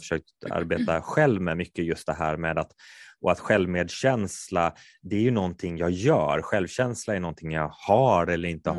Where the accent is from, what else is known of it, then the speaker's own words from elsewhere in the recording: Kungälv, Västra Götaland, Sweden; moved away; jag är från Kungälv från början, där spelar man bandy